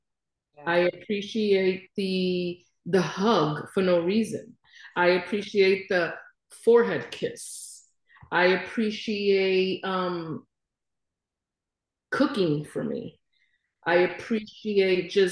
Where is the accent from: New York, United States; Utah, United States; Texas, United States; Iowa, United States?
New York, United States; New York City; moved away as an adult; now in Florida, United States; I was raised in Brooklyn